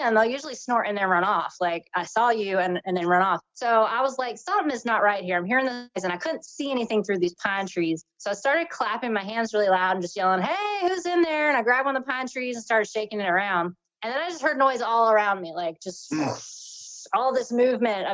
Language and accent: English; North Carolina, United States; I'm from North Carolina. I've lived here most of my life